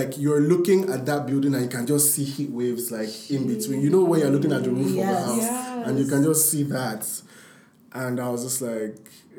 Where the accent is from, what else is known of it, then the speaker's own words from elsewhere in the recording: Ilorin, Kwara, Nigeria; So what happened was actually, I'm from Ilorin, interesting.